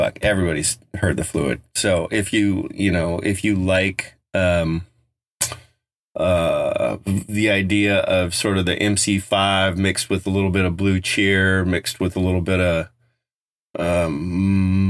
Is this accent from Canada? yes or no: no; Front Range, Colorado, United States; growing up on the Front Range